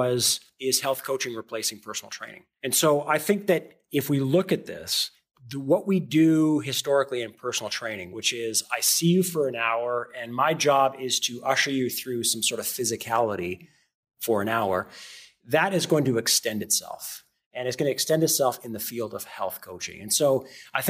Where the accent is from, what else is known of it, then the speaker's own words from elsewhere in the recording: Canada; moved away as an adult; also born or lived in Noosa, Australia; now in United States; as a Canadian, even though I live in America now